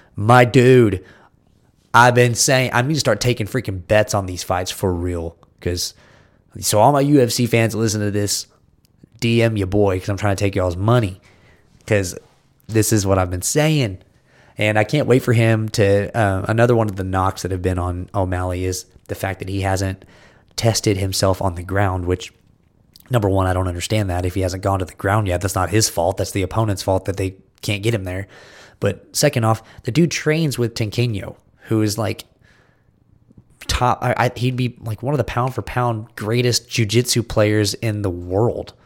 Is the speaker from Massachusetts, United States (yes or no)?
no; Texas, United States; I'm from Texas